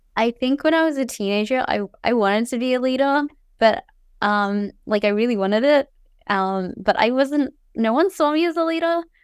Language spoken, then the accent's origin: English; Cairns, Queensland, Australia; moved away as an adult; now in United States; I grew up in Cairns in far north Queensland. Um, I was there from when I was born until I was eighteen.